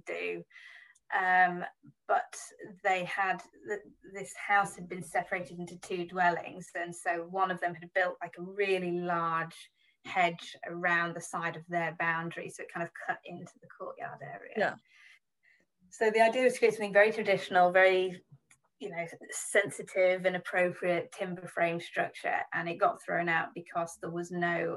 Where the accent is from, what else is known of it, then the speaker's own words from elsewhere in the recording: Yorkshire and the Humber, United Kingdom; accent: Yorkshire; moved away; I'm a Yorkshire girl, and very keen to introduce the Yorkshire accent to my daughter as early as possible